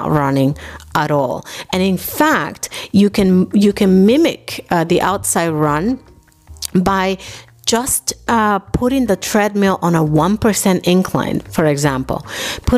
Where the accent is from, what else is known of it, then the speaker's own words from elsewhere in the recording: New York City, New York, United States; moved away as an adult; also born or lived in Dominican Republic; now in Germany; I was born in Dominican Republic, I grew up in New York City